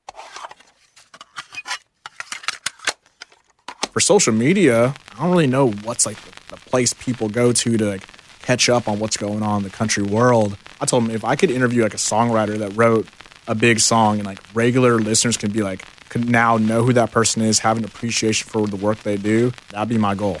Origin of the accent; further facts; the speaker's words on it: Houston, Texas, United States; Houston, Texas, born and raised